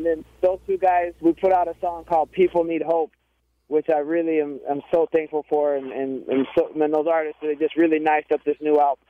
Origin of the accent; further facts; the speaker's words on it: Arkansas, United States; because I'm originally from Arkansas.